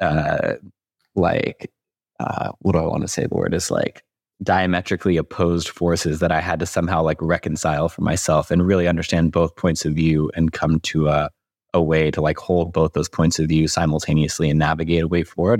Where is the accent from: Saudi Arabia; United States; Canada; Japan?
United States; Louisville, Kentucky; moved away; I'm from Louisville, Kentucky originally.